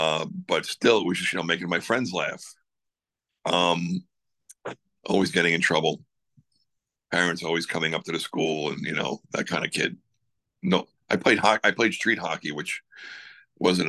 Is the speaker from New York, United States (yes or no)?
yes; Long Island, New York, United States; I'm from Long Island